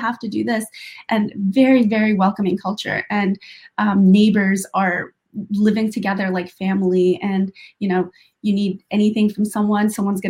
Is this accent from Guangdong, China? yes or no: no; Xinjiang, China; just being able to hike in my home country, that would be amazing. And then the other aspect of it, of the beauty, is the kindness of Uyghurs.